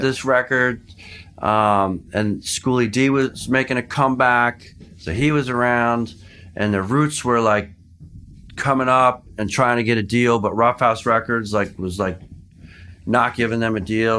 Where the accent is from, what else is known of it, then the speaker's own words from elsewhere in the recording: Philadelphia, Pennsylvania, United States; also born or lived in Boston; I'm from Philly.